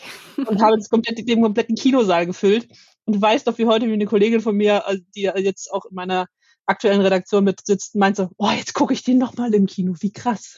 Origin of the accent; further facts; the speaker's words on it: Leipzig, Saxony, Germany; auf dem Leipziger Weihnachtsmarkt meiner Heimatstadt